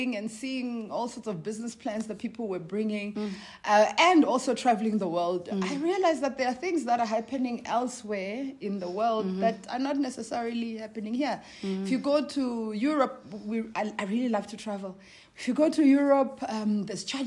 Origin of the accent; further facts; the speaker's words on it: Venda, Limpopo, South Africa; I was born in a place called Venda in Limpopo province